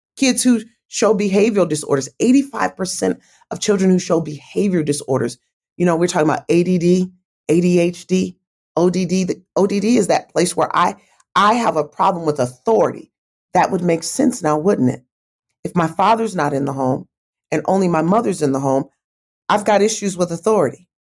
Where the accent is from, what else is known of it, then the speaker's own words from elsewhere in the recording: Kalamazoo, Michigan, United States; now in Atlanta, United States; my hometown of Kalamazoo, Michigan